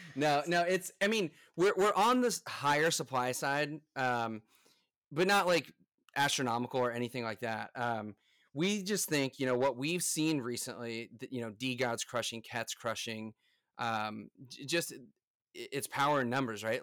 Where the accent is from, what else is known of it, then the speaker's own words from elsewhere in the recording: United States; I'm from the United States